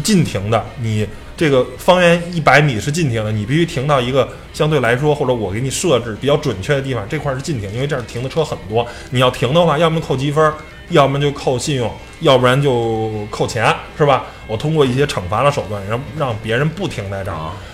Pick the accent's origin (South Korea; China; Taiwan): China; 我们中国人可能是比较懂变通